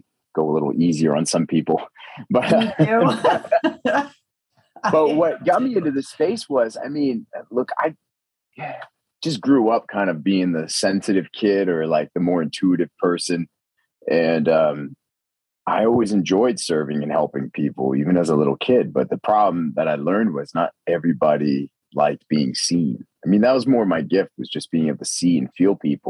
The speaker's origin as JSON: {"language": "English", "region": "Maine", "country": "United States", "tie": "born or raised there", "moved": "as an adult", "lives_now": "Austin, United States", "said": "I've been born and raised in Maine"}